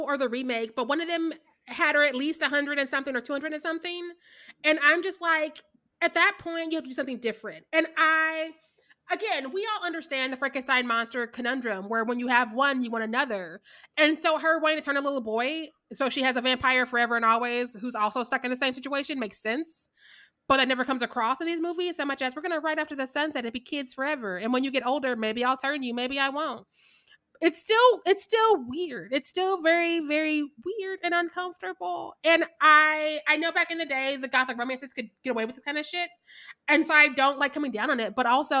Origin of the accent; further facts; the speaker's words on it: Midwest, United States; I'm from the Midwest and I'm drinking always.